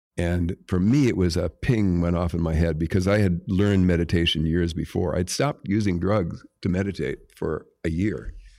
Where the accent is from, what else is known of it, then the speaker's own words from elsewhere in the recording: Jamestown, North Dakota, United States; moved away; I'm from Jamestown, North Dakota